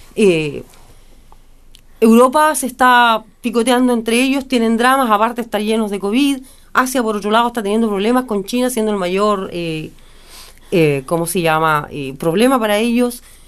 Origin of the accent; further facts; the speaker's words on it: Chile; Como chilenos